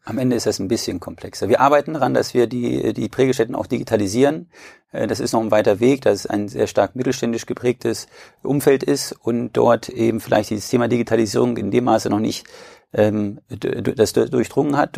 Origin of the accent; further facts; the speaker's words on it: Braunschweig, Lower Saxony, Germany; ich komme aus Braunschweig und führe in vierter Generation den größten Versandhändler für Edelmetallprodukte der Welt.